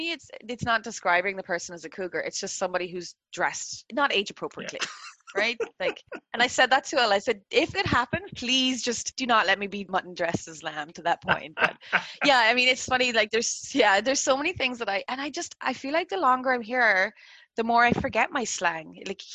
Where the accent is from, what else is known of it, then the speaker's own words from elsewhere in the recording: Ireland; now in Canada; Born and raised in Ireland and then moved to another country. That's my definition of first generation.